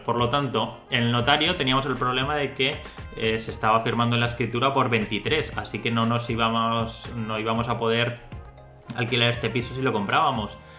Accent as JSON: {"language": "Spanish", "town": "Valencia", "region": "Valencian Community", "country": "Spain", "said": "soy de Valencia"}